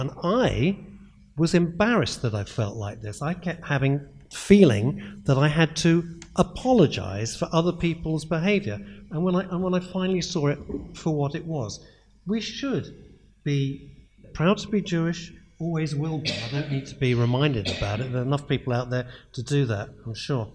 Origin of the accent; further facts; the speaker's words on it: London, United Kingdom; moved away as an adult; now in Streatham, United Kingdom; I was born and raised in Northwest London